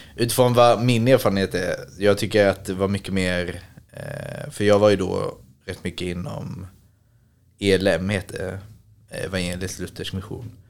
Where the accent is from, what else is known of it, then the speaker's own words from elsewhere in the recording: Ängelholm, Skåne, Sweden; moved away; i Ängelholm där jag är ifrån